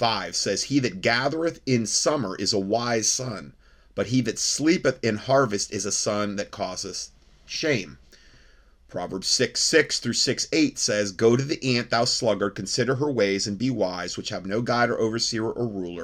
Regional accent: North Fort Myers, Florida, United States; my hometown in North Fort Myers, Florida

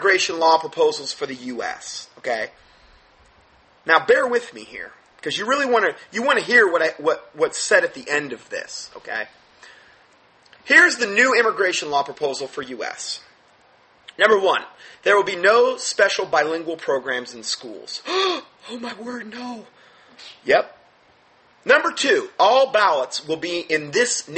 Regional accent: United States; as an American

